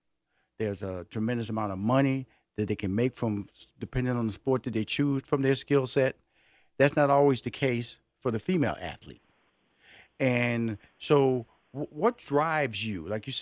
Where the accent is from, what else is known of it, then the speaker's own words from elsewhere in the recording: Houston, Texas, United States; Because, see, I'm from Houston, Texas.